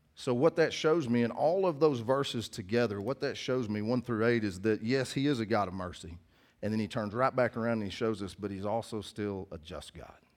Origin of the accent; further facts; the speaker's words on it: United States; I'm from Cass County